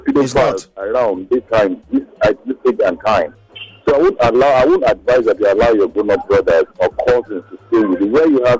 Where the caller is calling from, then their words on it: Lagos, Nigeria; I'm calling from Yaba.